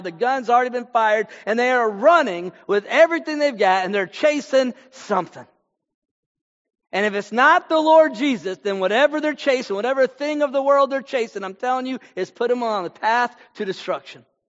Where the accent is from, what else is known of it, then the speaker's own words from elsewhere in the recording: Texas, United States; also born or lived in Houston, Texas / Fort Worth, Texas; I'm from Texas. Right now I'm in Fort Worth, Texas. I've been in North Texas uh, for a lot of my life.